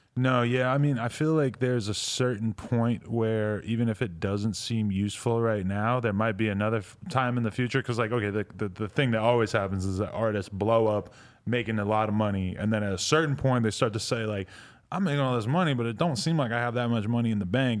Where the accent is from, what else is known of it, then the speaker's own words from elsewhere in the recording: East Coast, United States; moved away; also born or lived in New York; I'm from the East Coast